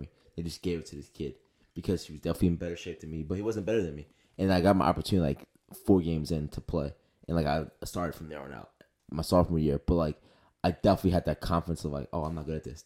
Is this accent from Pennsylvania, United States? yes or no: yes; Philadelphia, Pennsylvania, United States; also born or lived in New Jersey; I grew up in Northeast Philly